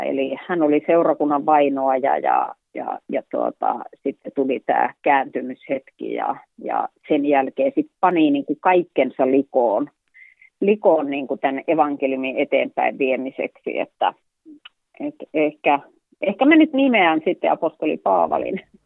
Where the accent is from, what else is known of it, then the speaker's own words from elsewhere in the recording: Joutseno, South Karelia, Finland; also born or lived in Sonkajärvi / Huittinen; siellä vietin lapsuuteni itse asiassa noin kolme vuotiaasta lähtien